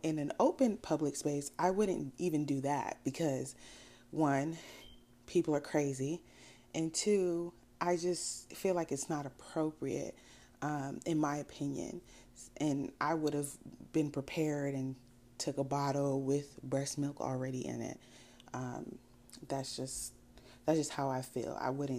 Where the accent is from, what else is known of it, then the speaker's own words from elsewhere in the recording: United States; also born or lived in Sierra Leone; I'm West African. I grew up in America